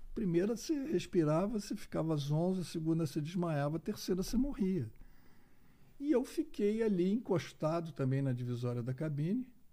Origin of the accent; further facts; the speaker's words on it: Rio de Janeiro, Brazil; moved away as an adult; now in Belo Horizonte, Brazil; eu sou do Rio de Janeiro, mas moro em Belo Horizonte há mais de 25 anos